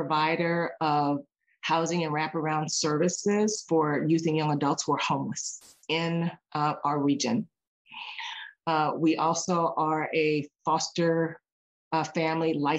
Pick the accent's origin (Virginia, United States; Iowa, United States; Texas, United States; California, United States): Virginia, United States; Cambridge; also born or lived in Arizona; now in Seattle, United States; growing up in Cambridge, Virginia, there was no YMCA.